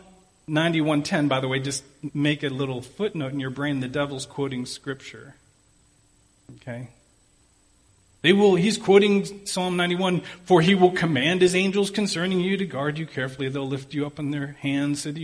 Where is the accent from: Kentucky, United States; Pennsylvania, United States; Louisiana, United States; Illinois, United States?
Pennsylvania, United States; Pittsburgh; I'm from Pittsburgh